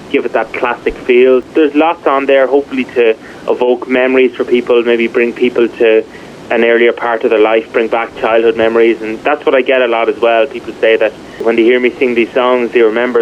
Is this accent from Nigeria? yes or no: no; Ireland; growing up in Ireland